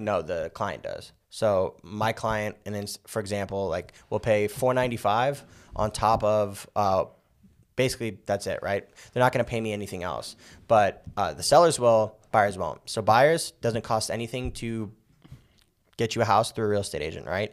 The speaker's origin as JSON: {"language": "English", "town": "Las Vegas", "region": "Nevada", "country": "United States", "tie": "born or raised there", "said": "I'm born and raised in Vegas. Uh, I've been here my whole life."}